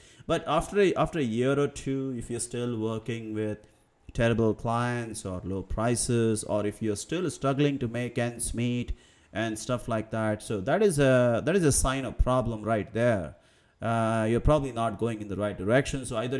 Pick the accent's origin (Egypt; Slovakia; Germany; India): India; English is a second language; But at the same time, I am aware that English is not my primary birth language. I'm from India. I spent the first 15 years to 20 years mostly speaking the regional languages.